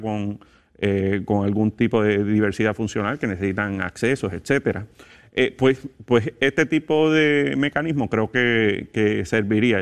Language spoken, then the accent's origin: Spanish; Puerto Rico